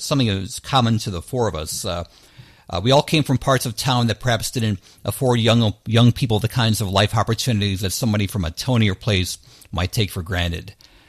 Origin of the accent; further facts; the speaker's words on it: Downriver, Michigan, United States; And Chuck and I are from the Dom River area, but it's not to be confused with the Dom Riviera